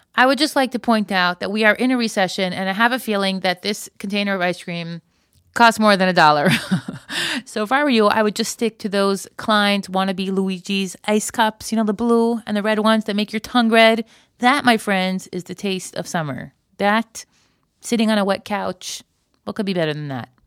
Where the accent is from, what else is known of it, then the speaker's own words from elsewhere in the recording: Florida, United States; moved away; I grew up in Florida